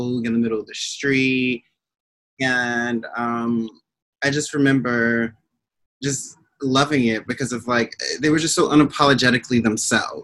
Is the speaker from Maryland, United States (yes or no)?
yes; Maryland, United States; moved away as an adult; also born or lived in New York; So, you know, I grew up in Maryland. I moved to New York in 2012